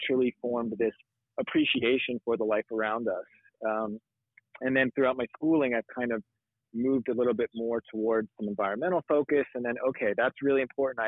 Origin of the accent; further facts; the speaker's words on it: Florida, United States; I grew up in Florida, and Florida is a wild place